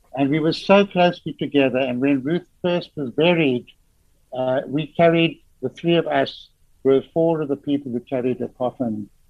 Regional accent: Johannesburg, Gauteng, South Africa; I was born and in the Florence Nightingale Hospital in Johannesburg

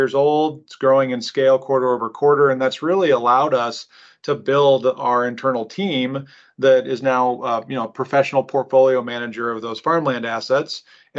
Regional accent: Omaha, Nebraska, United States; born and raised in Omaha

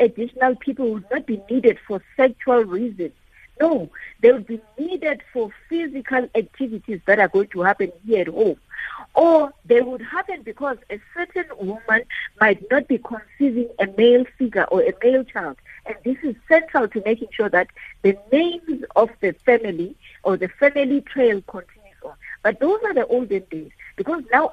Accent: Eastern Cape, South Africa; I'm from the Eastern Cape

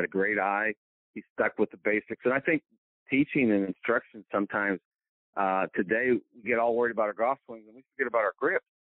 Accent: Marion, Indiana, United States; moved away as an adult; also born or lived in Johnstown, Pennsylvania / Tennessee; now in Greenwood, Mississippi, United States; growing up in Indiana

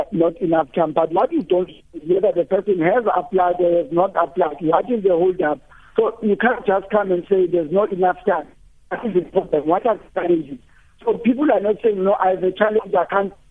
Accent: Limpopo, South Africa; now in Gauteng, South Africa; I'm here in Gauteng, but I'm from Limpopo.

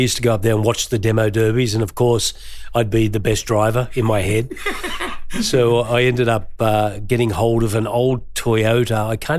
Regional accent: Green Valley, New South Wales, Australia; I grew up in Green Valley, and we sort of all loved our cars out there.

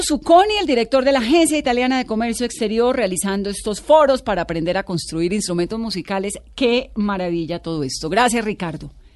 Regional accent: Pacific region, Colombia; yo soy del Pacífico

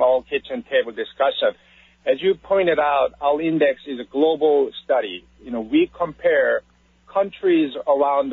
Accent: Seoul, South Korea; moved away as an adult; now in United States; I was born in Seoul, South Korea. So my beginning was a bit different from yours. And then I decided to come to this great nation by my choice

